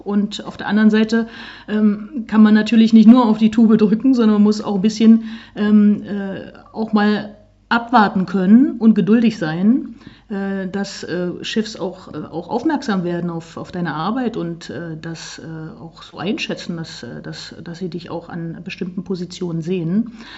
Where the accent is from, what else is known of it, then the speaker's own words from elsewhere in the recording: Saxony-Anhalt, Germany; Ich komme ja aus Sachsen-Anhalt